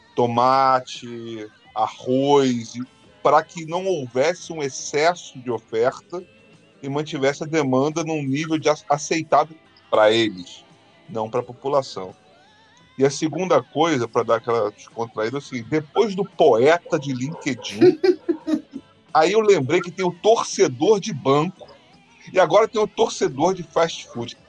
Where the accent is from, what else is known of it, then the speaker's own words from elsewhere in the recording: Rio de Janeiro, Brazil; quando eu era pequeno lá no Burger, Carioca